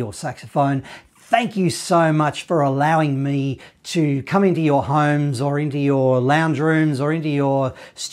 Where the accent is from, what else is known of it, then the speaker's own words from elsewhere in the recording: Australia; I'm from Australia